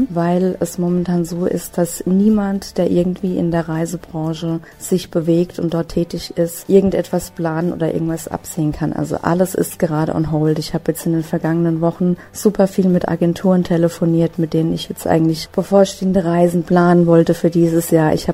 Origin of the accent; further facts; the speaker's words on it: Hesse, Germany; ich komme aus der Nähe von Frankfurt am Main.